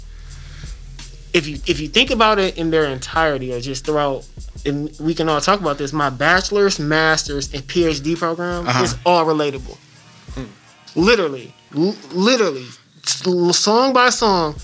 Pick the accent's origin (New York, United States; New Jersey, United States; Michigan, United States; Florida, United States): Michigan, United States; Flint; I'm a kid from Flint